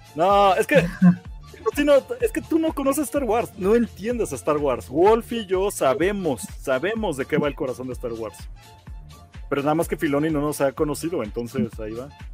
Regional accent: Mexico; como mexicano

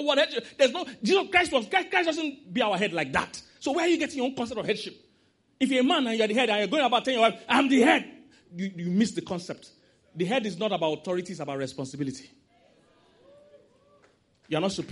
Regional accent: Nigeria

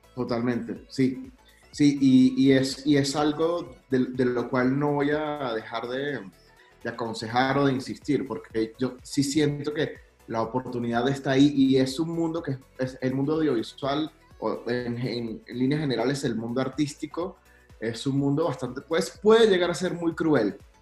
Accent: Venezuela; yo soy venezolano y soy súper orgulloso de mi país

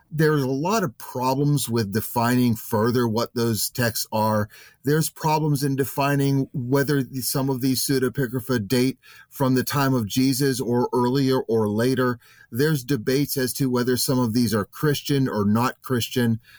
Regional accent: United States; I'm an American, I, I work primarily in the United States

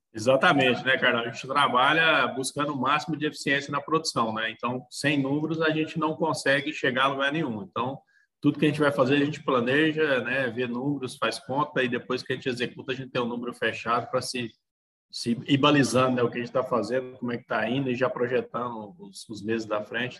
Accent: Nova Crixás, Goiás, Brazil; also born or lived in Pires do Rio; Eu sou natural de Pires do Rio, só que eu fui praticamente criado aqui em Nova Crixás

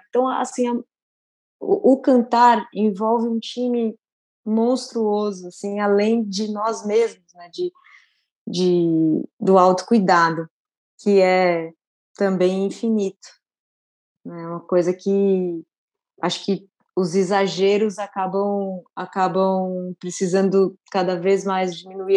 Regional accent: São Paulo, Brazil; Eu sou de São Paulo, mas eu cresci, todas as minhas férias foram no interior.

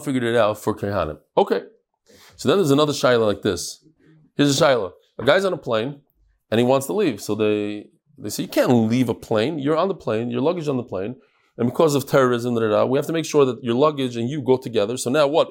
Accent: United States; also born or lived in New York; I'm American

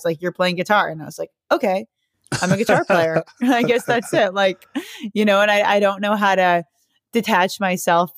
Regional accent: South Bay, Southern California, United States; I grew up in Southern California in a beach city

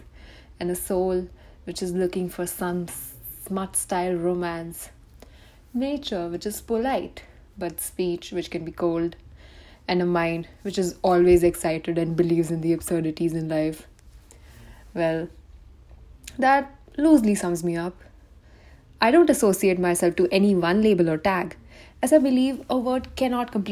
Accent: India; I'm an Indian girl

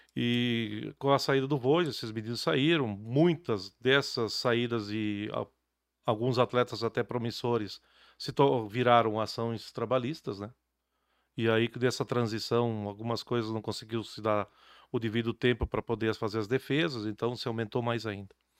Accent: Garibaldi, Rio Grande do Sul, Brazil; now in Caxias do Sul, Brazil; a gente é de Garibaldi

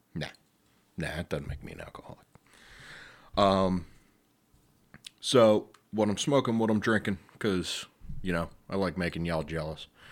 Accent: Delaware County, Pennsylvania, United States; I am one man from Delco.

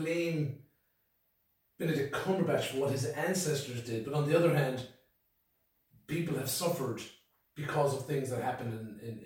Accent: Ireland; I'm Irish.

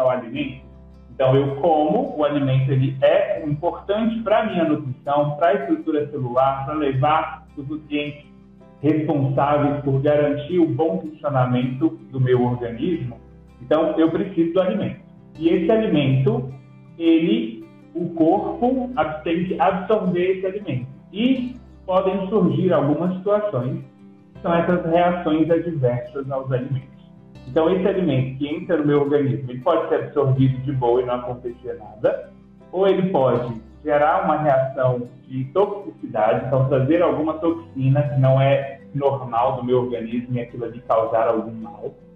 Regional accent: Lagamar, Minas Gerais, Brazil; moved away as an adult; also born or lived in Passos; now in Brasília, Brazil; Sou mineiro de Lagamar, uma cidadezinha próxima a Patos de Minas

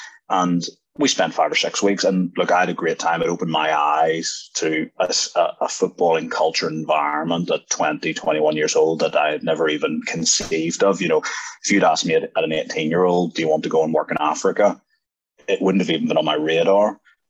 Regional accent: Ireland; as a young guy growing up in Ireland

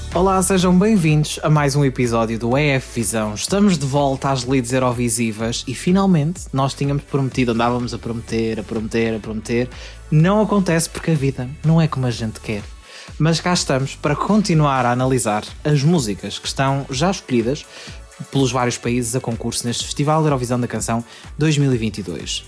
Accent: Portugal

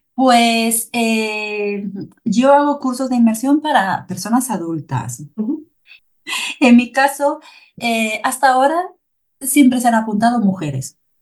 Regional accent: Galicia, Spain; Soy de Galicia, Galicia está en el norte de España, en el noroeste de España

